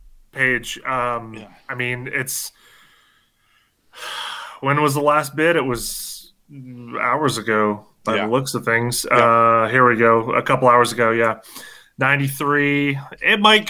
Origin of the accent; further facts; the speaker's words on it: Michigan, United States; I grew up in Michigan. I'm a Detroit Big Three guy